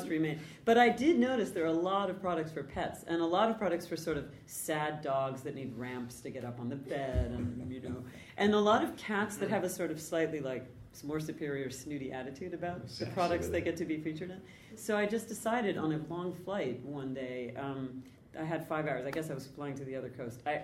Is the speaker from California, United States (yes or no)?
yes; California, United States; now in New York City, United States; I grew up in California